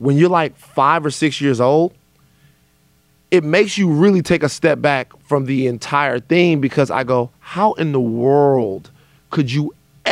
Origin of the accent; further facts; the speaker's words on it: Louisiana, United States; I'm from Louisiana